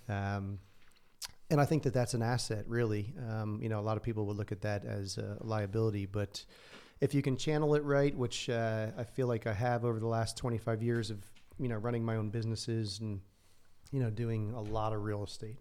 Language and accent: English; New Jersey, United States; moved away as an adult; also born or lived in Santa Barbara, California; I grew up in a, you know, regular h-, household, loving household in New Jersey. I grew up in North, uh, half hour outside of New York City